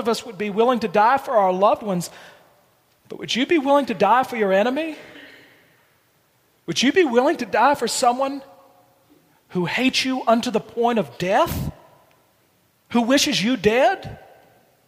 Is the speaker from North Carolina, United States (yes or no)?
no; Blue Ridge Mountains, Virginia, United States; where I grew up in Virginia in the Blue Ridge Mountains